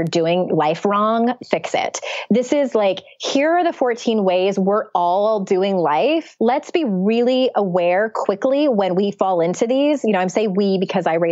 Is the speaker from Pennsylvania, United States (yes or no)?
no; San Diego, California, United States; moved away; I went back to my hometown of San Diego